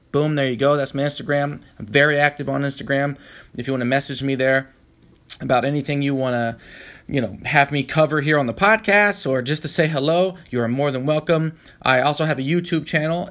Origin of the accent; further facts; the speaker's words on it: Tampa, Florida, United States; moved away as an adult; also born or lived in Orlando, Florida; now in San Francisco, United States; I was born in Florida, Orlando, Florida, as a matter of fact, but I was raised in the Tampa Bay area for most of my life